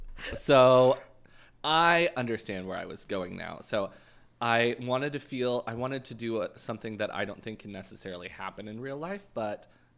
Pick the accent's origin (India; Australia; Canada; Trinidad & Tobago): Canada; I'm from Canada.